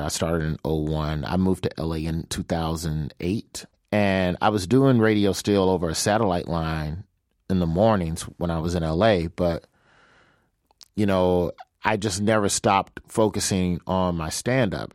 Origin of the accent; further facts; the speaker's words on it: Birmingham, Alabama, United States; moved away as an adult; now in Los Angeles, United States; I'm from Birmingham, Alabama.